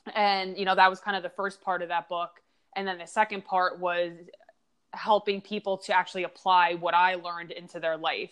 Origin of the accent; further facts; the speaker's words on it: Long Island, New York, United States; moved away; also born or lived in Pittsburgh; I grew up in Long Island